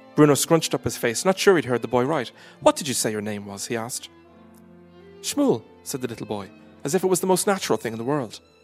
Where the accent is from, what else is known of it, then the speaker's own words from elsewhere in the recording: Ireland; I am Irish